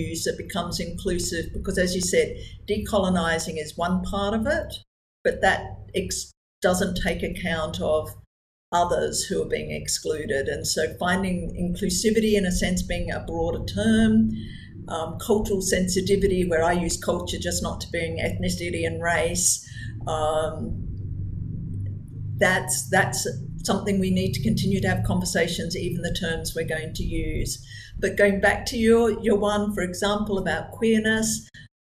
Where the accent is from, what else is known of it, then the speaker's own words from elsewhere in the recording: New Zealand; also born or lived in Australia; now in Malaysia; I was born in New Zealand. I'm an Anglo-Australian New Zealander, would be how I would describe myself ethnically.